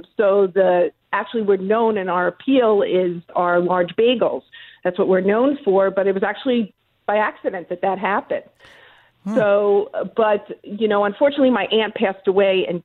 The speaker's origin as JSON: {"language": "English", "town": "Woodmere", "region": "New York", "country": "United States", "tie": "born or raised there", "said": "I actually grew up in Long Island. I lived in Woodmere"}